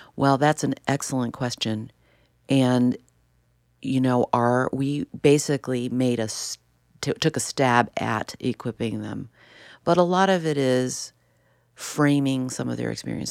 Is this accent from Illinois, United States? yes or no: yes; Chicago, Illinois, United States; I grew up in Chicago in the city, and then we ended up in the suburbs